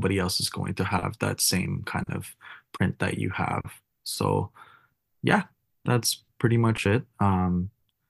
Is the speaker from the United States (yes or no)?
no; Philippines; now in Vancouver, Canada; my home country